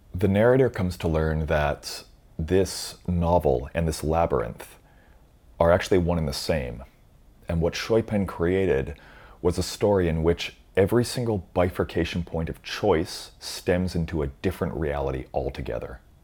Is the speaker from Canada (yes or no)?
yes; Canada; Being Canadian, I have a loose command of French